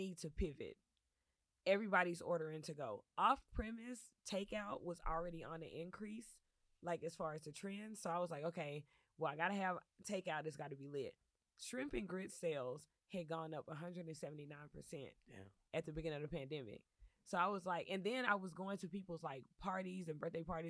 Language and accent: English; Dallas, Texas, United States; moved away as an adult; now in Los Angeles, United States; I'm from Dallas, Texas originally. I moved to L.A. In 2014 as a singer-songwriter